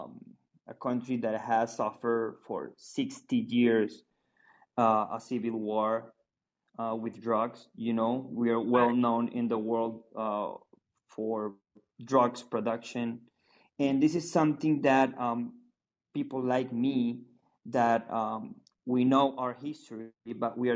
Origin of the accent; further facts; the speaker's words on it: Colombia; I'm from Colombia